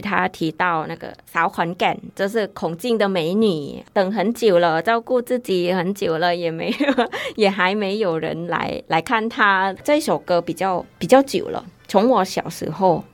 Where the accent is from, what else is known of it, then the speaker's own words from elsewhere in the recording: Khon Kaen, Thailand; Chinese is a second language; moved away as an adult; now in Taiwan; 我们的那个东北，我家乡的那个孔径